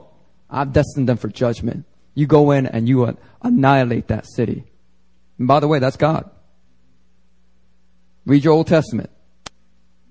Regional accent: Philadelphia, Pennsylvania, United States; born or raised there; accent: Ebonics accent; now in Seoul, South Korea

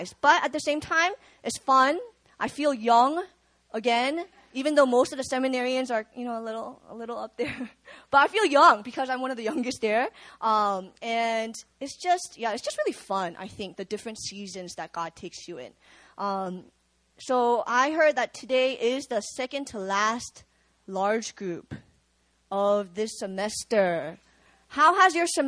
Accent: Virginia, United States; moved away as an adult; also born or lived in Busan, South Korea; now in South Korea; I grew up in Virginia

